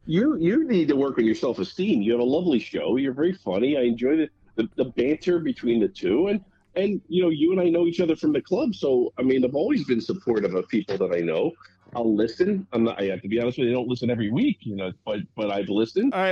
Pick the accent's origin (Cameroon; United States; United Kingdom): United States; Philadelphia, Pennsylvania; I was from Philly